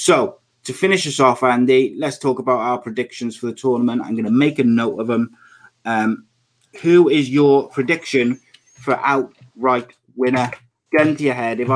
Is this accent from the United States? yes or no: no; Welsh, Wales, United Kingdom; I'm Welsh